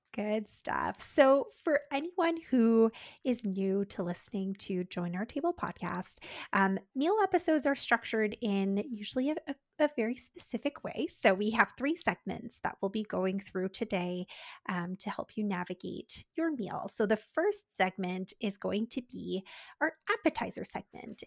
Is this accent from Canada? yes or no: yes; Canada; We're Canadian dietitians